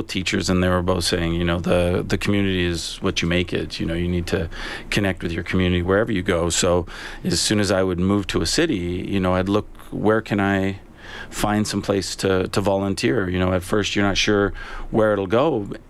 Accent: Canada; but as a Canadian, I didn't know an awful lot about it.

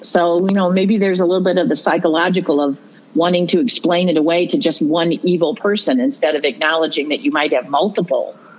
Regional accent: Toledo, Ohio, United States; also born or lived in Genoa, Ohio; I was born in Toledo. I've lived my whole life in this area

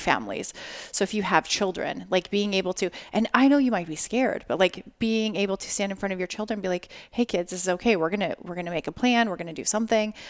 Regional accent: Las Vegas, Nevada, United States; I'm from Las Vegas

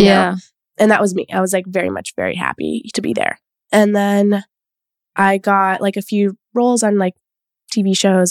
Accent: Los Angeles, California, United States; I grew up in Echo Park.

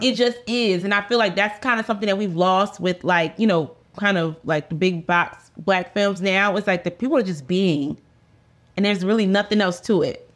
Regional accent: Philadelphia, Pennsylvania, United States; I'm from Philadelphia, so I know a lot of girls from around the way

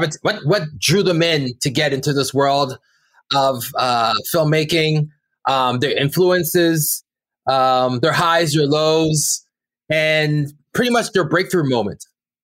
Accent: Brampton, Ontario, Canada; we're two kids from Brampton, Ontario, that went out to, you know, make art that broke out to the world

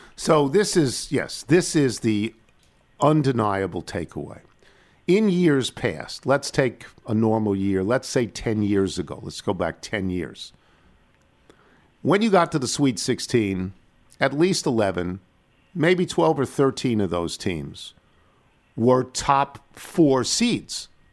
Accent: New York metropolitan area, United States; those of us who grew up there.

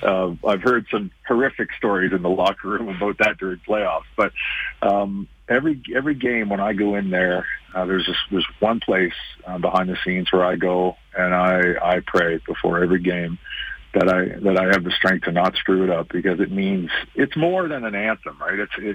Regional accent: Canada; I'm a very proud Canadian, and, you know, I was born in Canada, raised in Canada, and I'll die in Canada.

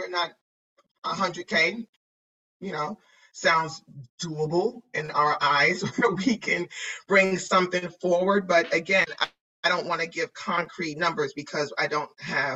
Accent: New York, United States; I'm from New York

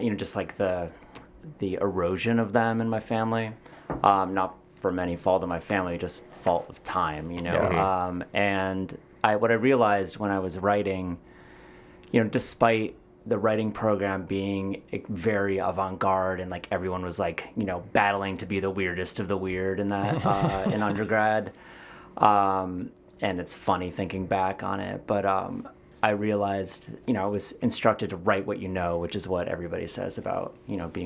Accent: New Haven, Connecticut, United States; also born or lived in Providence, Rhode Island; now in Chicago, United States; I grew up in New Haven, Connecticut.

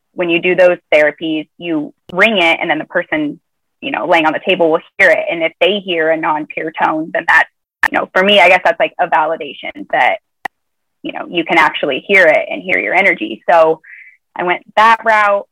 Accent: Nebraska, United States; moved away; I'm from Nebraska originally so it's a midwestern you know middle of the country

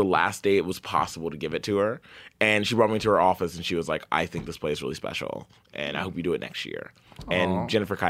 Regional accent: the South, United States; I grew up in the South

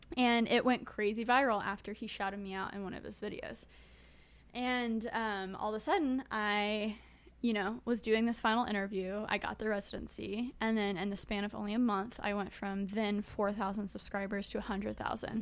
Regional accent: United States; I was born in the United States

